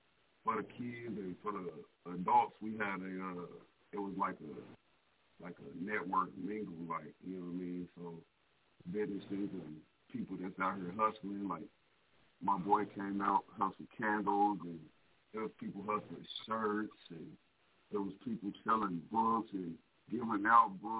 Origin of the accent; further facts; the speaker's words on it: Muskogee, Oklahoma, United States; I'm from Muskogee, Oklahoma